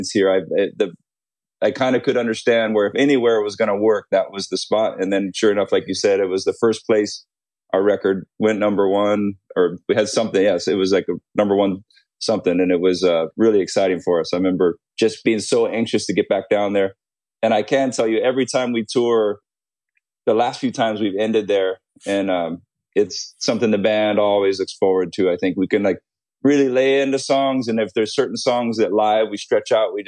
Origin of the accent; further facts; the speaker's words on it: Hawaii, United States; Growing up in Hawaii